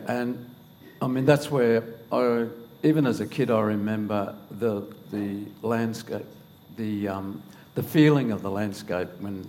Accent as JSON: {"language": "English", "town": "Longreach", "region": "Queensland", "country": "Australia", "tie": "born or raised there", "also_born_or_lived": "Townsville", "said": "I was born in Townsville, and my dad was a communications officer at the airport in Townsville, and I was there till about the age of 4, I think, and he got a transfer out to Longreach"}